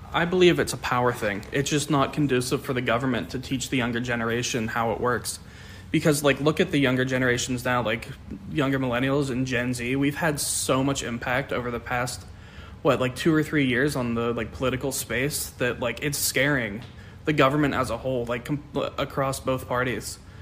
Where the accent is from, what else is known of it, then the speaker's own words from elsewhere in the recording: Pittsburgh, Pennsylvania, United States; I'm from Pittsburgh, which is heavy industry